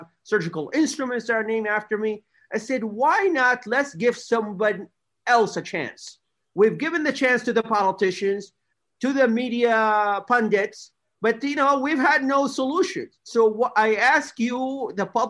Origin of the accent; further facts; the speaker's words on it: America's Midwest, United States; I grew up in America's Midwest, a beautiful part of the United States